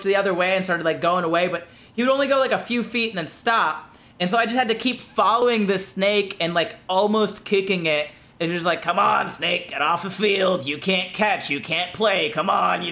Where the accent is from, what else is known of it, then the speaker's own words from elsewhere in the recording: Florida, United States; I'm from Florida